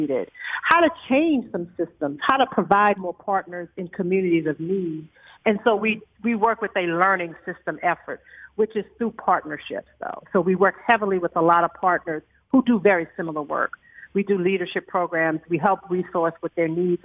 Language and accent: English; New Orleans, Louisiana, United States; moved away as an adult; now in Dallas, United States; I grew up, you know, I'm originally from New Orleans